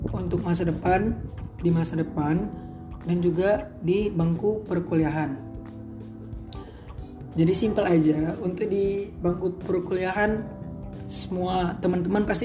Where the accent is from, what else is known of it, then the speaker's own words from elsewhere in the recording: Medan, North Sumatra, Indonesia; Umur aku 17 tahun Aku asal Medan